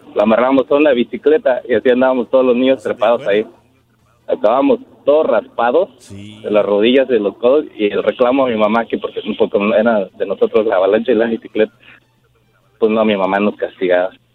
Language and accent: Spanish; Mexico City, Mexico; now in United States; yo soy de la Ciudad de México